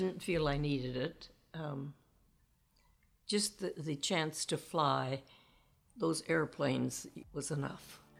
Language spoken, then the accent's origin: English; Indiana, United States; In Indiana, on a farm way out in the country.